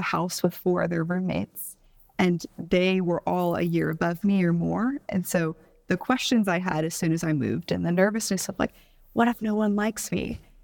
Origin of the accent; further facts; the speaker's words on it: Houston, Texas, United States; moved away as an adult; also born or lived in Bowling Green, Kentucky; now in Atlanta, United States; I grew up in Houston, Texas, but I was raised by Midwesterner, so I have some weird Midwestern qualities